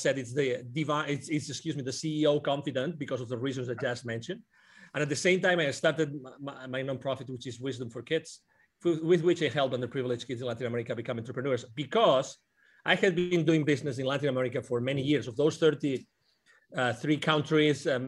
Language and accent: English; near Barcelona, Catalonia, Spain; English is a second language; moved away as an adult; also born or lived in United Kingdom; now in Plano, United States; I was born near Barcelona.